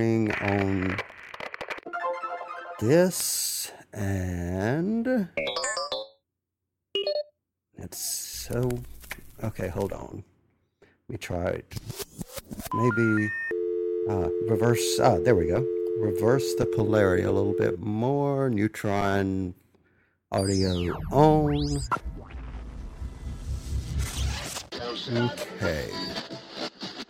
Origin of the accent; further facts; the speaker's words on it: Mississippi, United States; accent: southern drawl; I'm from Mississippi